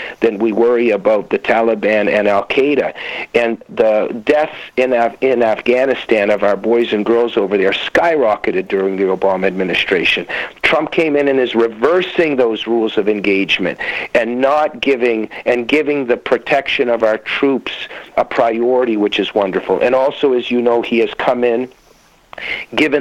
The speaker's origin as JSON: {"language": "English", "country": "United States", "tie": "born or raised there", "also_born_or_lived": "Soviet Union", "moved": "as an adult", "lives_now": "Canada", "said": "we ended up in America when I was a very little kid, and I grew to love this country"}